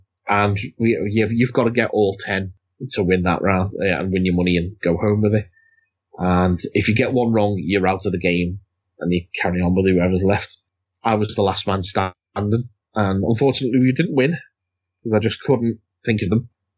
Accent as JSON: {"language": "English", "country": "United Kingdom", "said": "God, we're so British talking about the weather."}